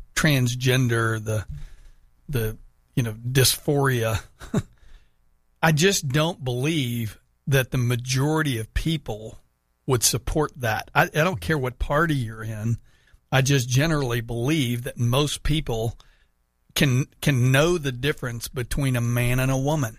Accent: Houston, Texas, United States; moved away; Houston, so my hometown

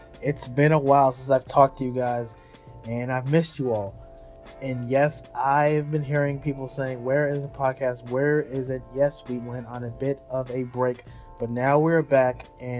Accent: Nigeria; So being Nigerian, I kind of know how that is.

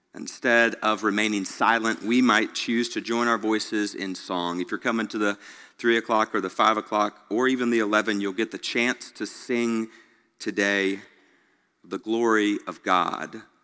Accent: Greenville, South Carolina, United States; now in Memphis, United States; growing up in Greenville, South Carolina, not even knowing where Memphis, Tennessee was

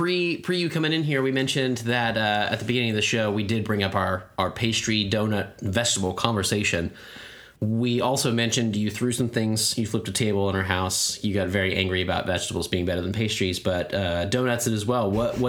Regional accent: United States; I've been ingesting plastic for years. That's why I'm American.

